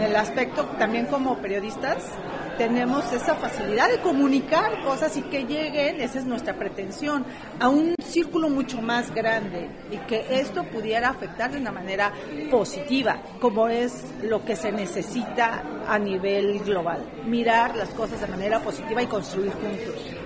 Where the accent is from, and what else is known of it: Mexico